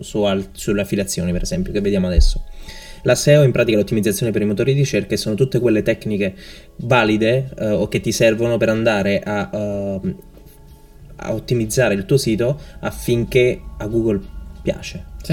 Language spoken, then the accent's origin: Italian; Naples, Campania, Italy; moved away as an adult; also born or lived in Seville; now in Malaga, Spain; io sono del sud, sono di Napoli